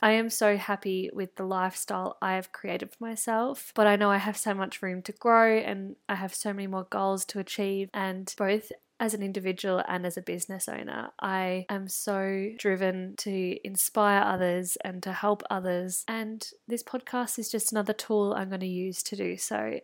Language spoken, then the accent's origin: English; country Victoria, Australia; also born or lived in Melbourne; I was going between Melbourne and my hometown in country Victoria